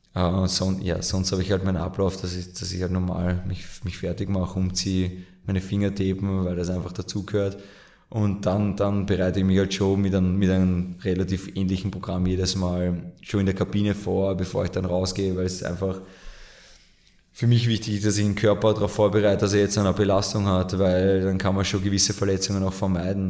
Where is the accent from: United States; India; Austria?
Austria; Mödling District, Lower Austria; in meiner Heimat im Bezirk Mödling